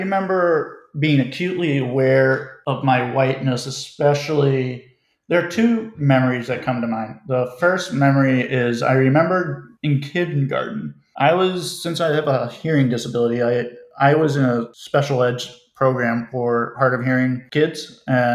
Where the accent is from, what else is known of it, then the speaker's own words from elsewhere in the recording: Silver Spring, Maryland, United States; moved away as an adult; now in St. Paul, United States; I'm in Silver Spring, Maryland, and specifically the Rosemary Hills neighborhood